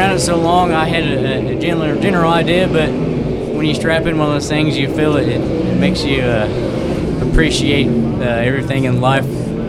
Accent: Columbus, Indiana, United States; I'm from Columbus, Indiana.

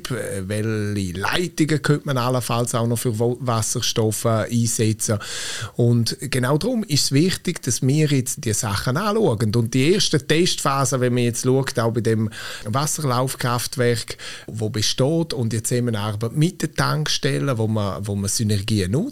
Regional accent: Graubünden, Switzerland; Als Bündner will man natürlich, dass man immer die Nase vorne hat.

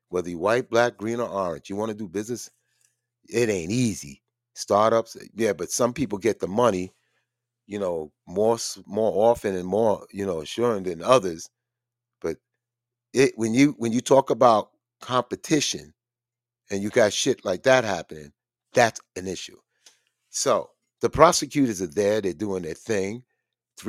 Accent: United States; I was born in the United States around Italian, Jewish, and all

